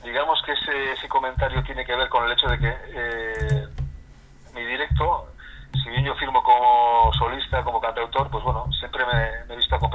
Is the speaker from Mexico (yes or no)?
no; Basque Country, Spain; first language Basque; Spanish is a second language; siendo vasco